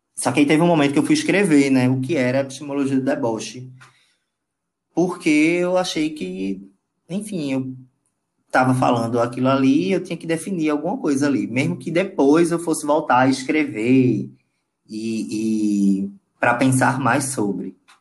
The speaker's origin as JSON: {"language": "Portuguese", "town": "Paulista", "region": "Pernambuco", "country": "Brazil", "tie": "born or raised there", "also_born_or_lived": "Recife", "said": "Eu nasci em Recife. É, Porém, eu, eu passei a minha infância e adolescência na cidade de Paulista, fica uma hora na capital, Recife"}